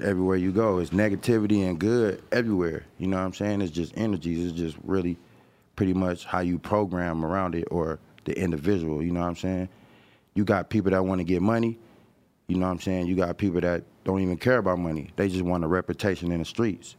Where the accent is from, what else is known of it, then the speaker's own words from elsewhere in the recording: Los Angeles, California, United States; this my hood